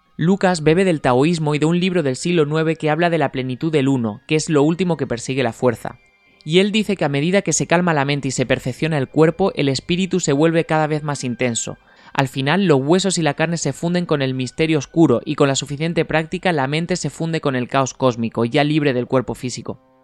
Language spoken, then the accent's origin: Spanish; Spain; nosotros en España